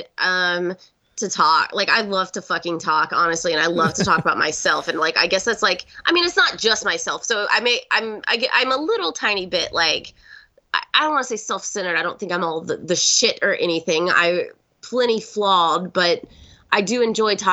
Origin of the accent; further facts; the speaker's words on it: the South, United States; growing up in the South, I'm just so used to slower paced talking.